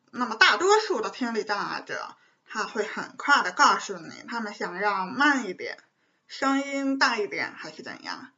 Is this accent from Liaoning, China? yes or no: no; Beijing, China; 是一名地地道道的北京女生